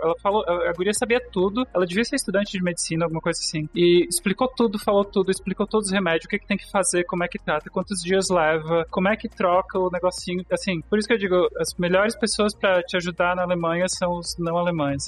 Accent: Brazil; accent: capital accent; moved away; also born or lived in small town in Brazil; quando eu tinha acho que 11 anos, eu me mudei pro. Meu pai se mudou pra uma cidade bem pequenininha, fim do mundo, mundo no Brasil, não, não tinha amigo nenhum lá. Eu tinha o sotaque da capital

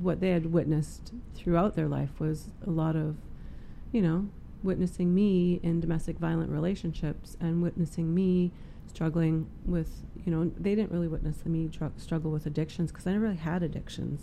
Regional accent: Prince George, British Columbia, Canada; moved away; I was born and raised here in Prince George

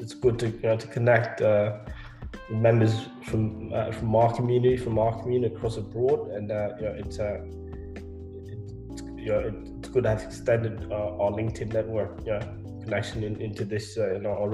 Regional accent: Australia; also born or lived in Ethiopia / Kenya / South Sudan; and then came here and spent 13 years here.

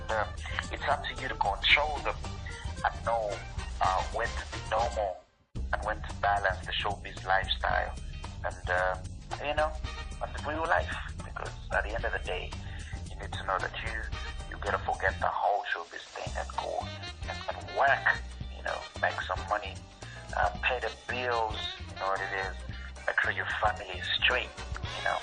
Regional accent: Uganda; I am from Uganda.

